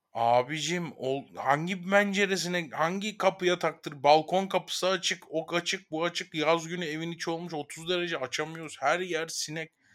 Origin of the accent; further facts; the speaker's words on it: Ankara, Turkey; Ankara büyüdüğüm yer zaten